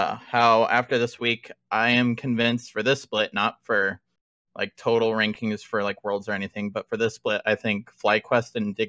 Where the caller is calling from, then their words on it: Newton, Iowa, United States; I'm calling from Iowa.